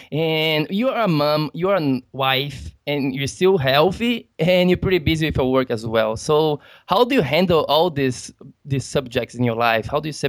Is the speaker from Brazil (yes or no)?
yes; Brazil; I'm from Brazil and there is a lot of jiu-jitsu there